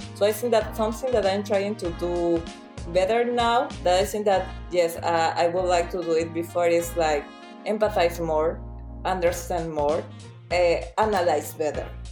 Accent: Peru; moved away as an adult; now in Milan, Italy; I'm from Peru and I'm a service designer

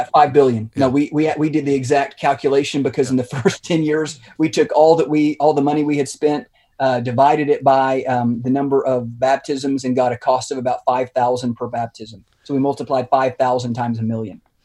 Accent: Lubbock, Texas, United States; also born or lived in Fort Worth; leading us back to my hometown of Lubbock in West Texas to start a church

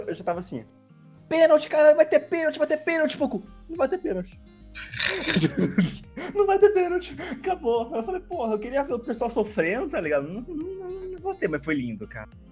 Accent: Brazil; eu sou brasileiro

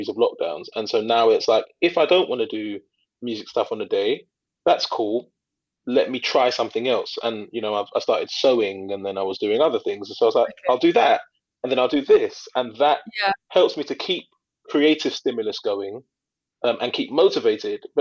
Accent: London, United Kingdom; I grew up in East London, and it's there's multicultural, a lot of South Asian people.

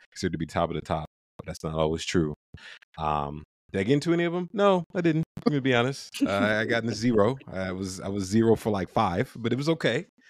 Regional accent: Ohio, United States; moved away; I'm from Ohio, went to University of Toledo, which is like our, our home state school

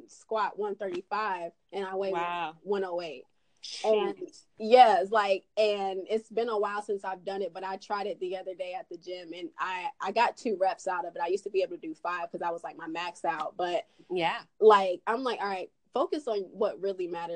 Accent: Swannanoa, North Carolina, United States; accent: twang; also born or lived in Charlotte, North Carolina; I was raised in Asheville. Well, it's actually Swannanoa.

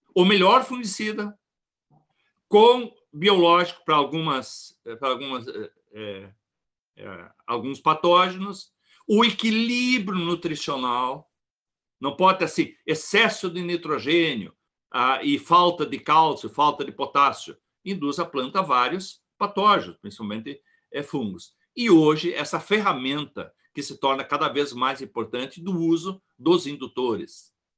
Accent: Ibirubá, Rio Grande do Sul, Brazil; Nós somos de Ibirubá

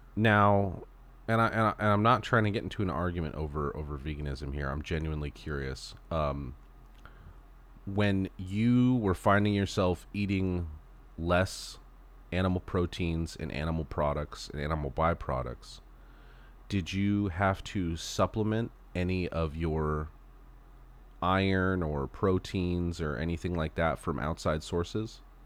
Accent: Southern California, United States; moved away as an adult; also born or lived in Texas; a Southern California boy

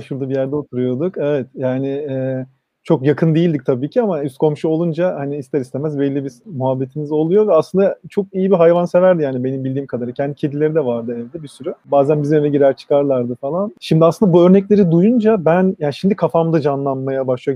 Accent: Istanbul, Turkey; benim çocukluğum orada geçti.

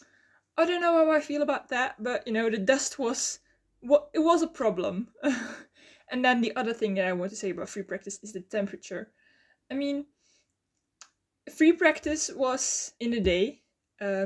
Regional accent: Belgium; English is a second language; I'm from Belgium

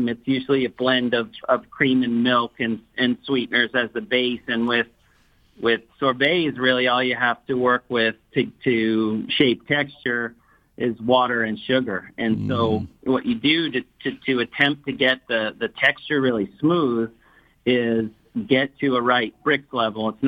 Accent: Long Island, New York, United States; I'm a Long Island boy

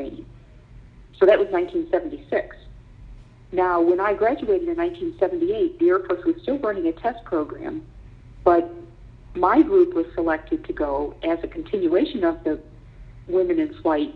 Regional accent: Elmira, New York, United States; I grew up in Elmira, New York, which is in the Finger Lakes area of upstate New York.

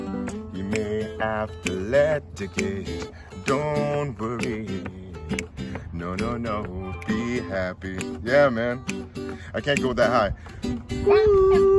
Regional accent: Tacoma, Washington, United States; Yeah. University Place area.

